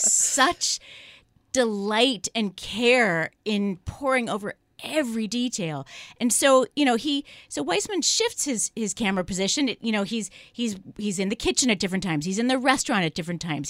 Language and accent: English; San Francisco, California, United States; I'm from San Francisco